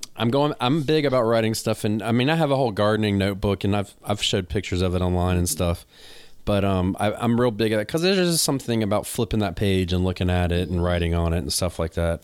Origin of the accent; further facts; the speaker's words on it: the South, United States; accent: country; I got a country accent, I'm from the South